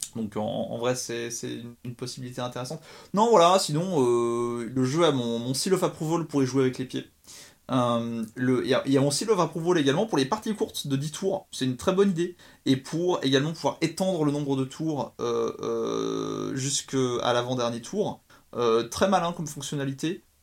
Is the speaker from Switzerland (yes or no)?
yes; Switzerland; je suis suisse